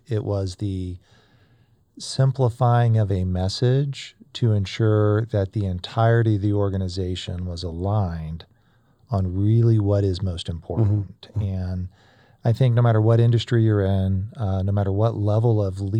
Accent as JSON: {"language": "English", "region": "Florida", "country": "United States", "tie": "born or raised there", "said": "I grew up in North Florida."}